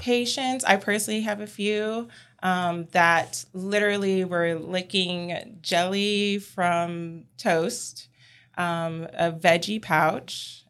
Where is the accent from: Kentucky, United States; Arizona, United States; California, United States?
California, United States; now in Columbia, United States; I'm originally from California